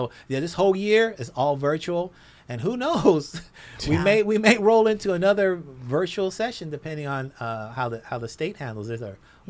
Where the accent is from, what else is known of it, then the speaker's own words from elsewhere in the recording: Los Angeles, California, United States; I'm old school from South Central Los Angeles, so it's not Mister, it's Mista.